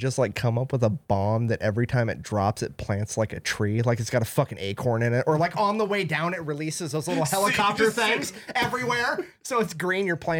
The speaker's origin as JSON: {"language": "English", "town": "Mason City", "region": "Iowa", "country": "United States", "moved": "yes", "said": "I'm from Mason City, Iowa."}